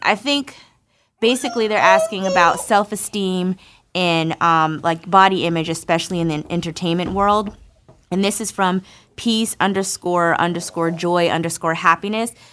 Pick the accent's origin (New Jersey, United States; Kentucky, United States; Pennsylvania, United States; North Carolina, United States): New Jersey, United States; Irvington; moved away; New Jersey, baby, where mommy's from, from Irvington, to be specific. I grew up on Linden Avenue